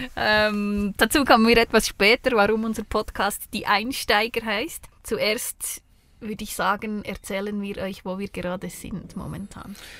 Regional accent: Switzerland; accent: Bernese German; bin aus der Schweiz, in der Schweiz geboren, ähm, habe fast immer in der Schweiz gelebt

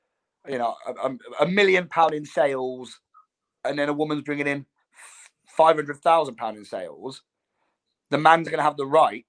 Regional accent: United Kingdom; We're British.

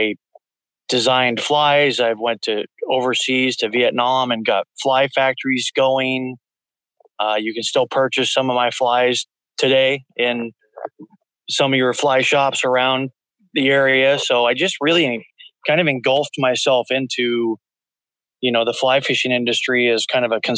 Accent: the Northwest, Pacific Northwest, United States; kind of born and raised in the Northwest

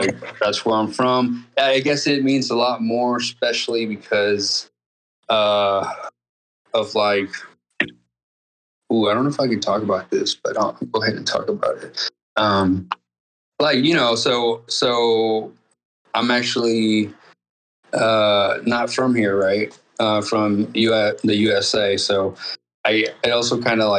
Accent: Xalapa, Veracruz, Mexico; now in Dallas, United States; I'm from Jalapa, Veracruz

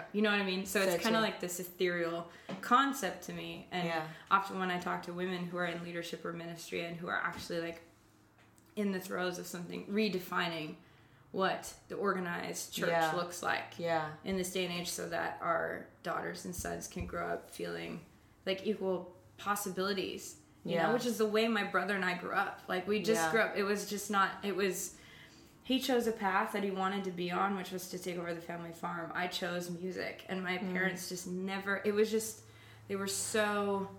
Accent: Canada; I grew up in Canada, and it's very, like, free for all

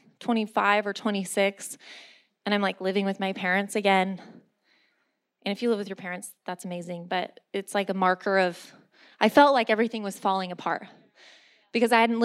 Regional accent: San Diego, California, United States; moved away; I'm from San Diego

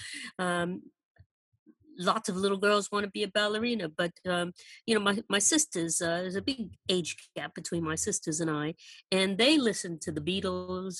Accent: Pembroke, Massachusetts, United States; moved away as an adult; also born or lived in Taipei, Taiwan / San Francisco / London; I actually grew up in a small town called Pembroke, Massachusetts

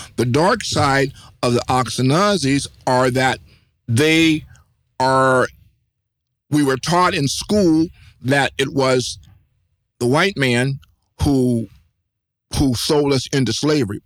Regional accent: United States; I am a American. My ethnicity is American.

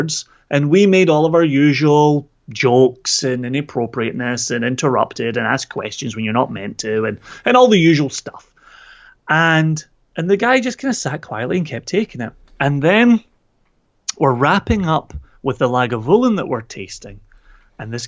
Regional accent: Scotland, United Kingdom; I'm Scottish

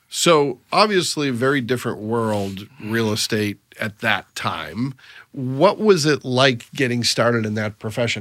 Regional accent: Massachusetts, United States; also born or lived in Northeast Indiana; now in Indiana, United States; I grew up in Massachusetts

